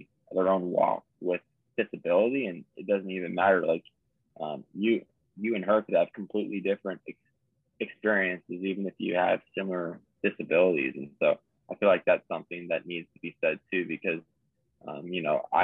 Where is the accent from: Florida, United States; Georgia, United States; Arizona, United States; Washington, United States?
Arizona, United States; I grew up in Arizona.